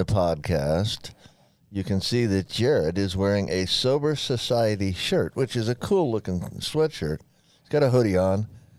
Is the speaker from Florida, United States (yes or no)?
yes; Florida, United States; moved away; also born or lived in Provo; I'm from Florida.